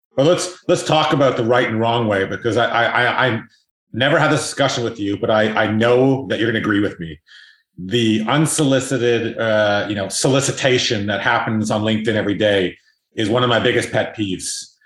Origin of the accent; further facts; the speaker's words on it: South Africa; I'm actually South African